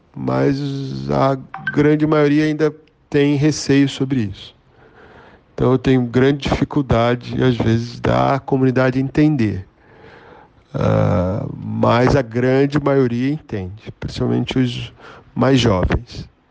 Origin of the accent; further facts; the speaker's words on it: Rio de Janeiro, Brazil; eu sou natural do Rio de Janeiro